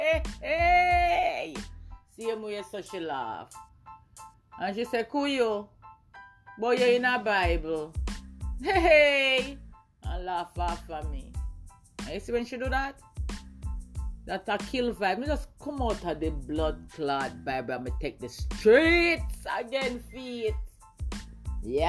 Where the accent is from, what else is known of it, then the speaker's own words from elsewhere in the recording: Jamaica; also born or lived in England; I'm half Jamaican and half English.